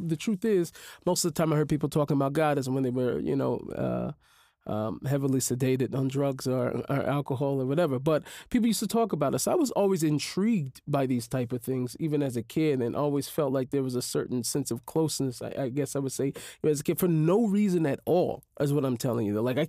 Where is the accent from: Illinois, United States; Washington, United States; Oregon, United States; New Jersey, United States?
Washington, United States; Seattle; Yeah, growing up in an inner city, you are very much so exposed to life of crime, drug, violence, all different types of abuses.